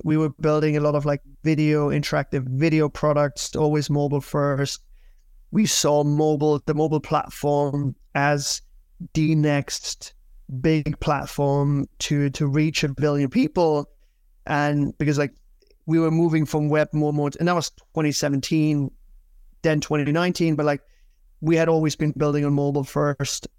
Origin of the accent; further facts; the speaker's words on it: Germany; moved away as an adult; also born or lived in United Kingdom; now in New York, United States; I'm originally from Germany